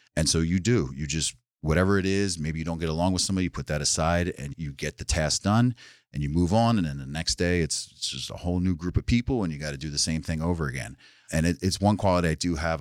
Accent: New Jersey, United States; also born or lived in New York City, United States; now in Sullivan County, New York, United States; I'm originally from South Jersey, right outside Philadelphia

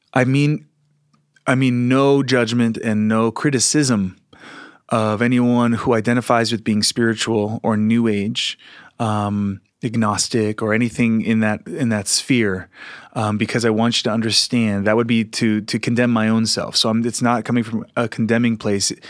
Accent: Philadelphia, Pennsylvania, United States; moved away; also born or lived in Sedona / San Francisco; I came from Philly area where it was much more kind of straight and narrow sort of, uh, mindset

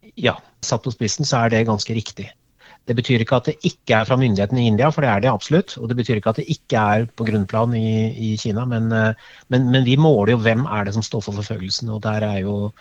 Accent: Norway

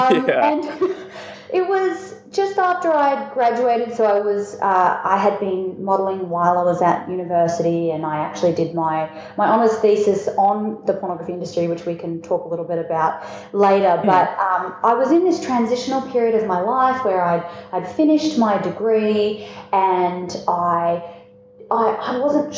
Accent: Melbourne, Victoria, Australia; I'm down here from Melbourne right now, which is where coffee is considered a religion.

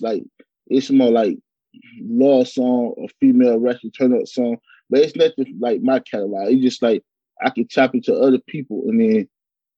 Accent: LaGrange, Georgia, United States; I come from LaGrange, Georgia.

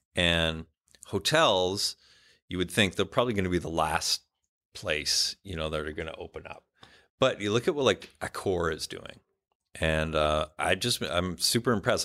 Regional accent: Ottawa, Ontario, Canada; I grew up in Canada, very big Indian community, uh, where I grew up

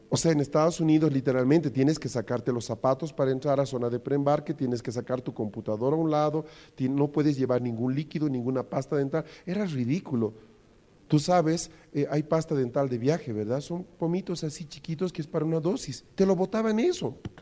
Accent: Bolivia; los problemas que tenemos como bolivianos

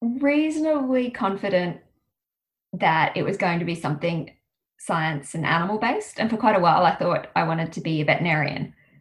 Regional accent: Melbourne, Victoria, Australia; I went to Tintern Grammar, which is in the suburbs of Melbourne

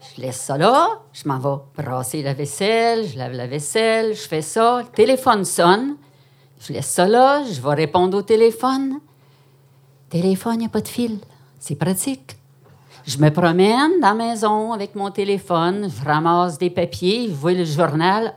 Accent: Quebec, Canada; also born or lived in Outaouais; une fille timide, québécoise

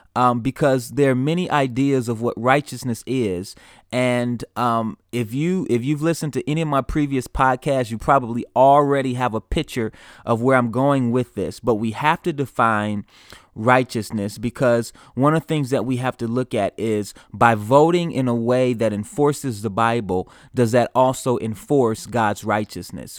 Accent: United States; as an American, uh, in the United States

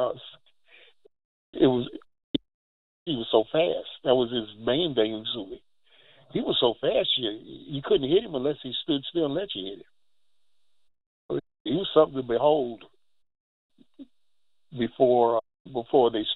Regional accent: Louisville, Kentucky, United States; I grew up in Louisville

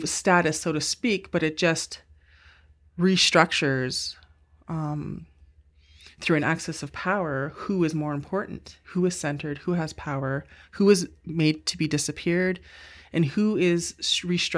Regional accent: Sault Ste. Marie, Ontario, Canada; now in Victoria, Canada; I'm from Boatin, Sault Ste. Marie, Ontario, as well as Opishkakong, Laxwil First Nation in northwestern Ontario

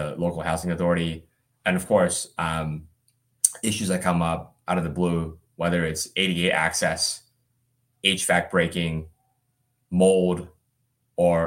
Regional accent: Birmingham, Alabama, United States; also born or lived in China / Atlanta, Georgia; I grew up mostly in Birmingham, Alabama. My family was born in China and then moved here when I was about 6 years old. We lived in Atlanta for a couple of years before moving to Birmingham.

